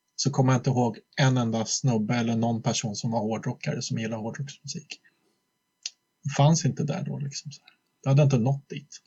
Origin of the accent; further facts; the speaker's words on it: Flen, Södermanland, Sweden; moved away as an adult; also born or lived in Gnesta; now in Stockholm, Sweden; jag född i Stockholm egentligen, men sen växte jag upp mycket i Flen ute på landet